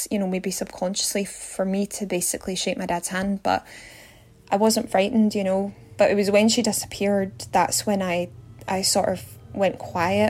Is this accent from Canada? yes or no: no; Glasgow, Scotland, United Kingdom; I'm from Glasgow in Scotland